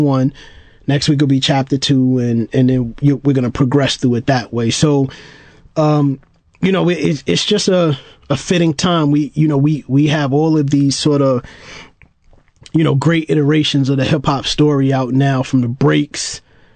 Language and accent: English; New York City, New York, United States; you growing up in Brooklyn, you know, obviously, you know, in the 80s